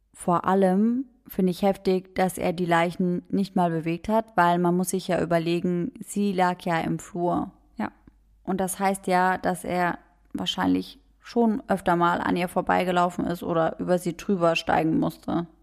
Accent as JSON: {"language": "German", "country": "Germany", "said": "bei uns in Deutschland"}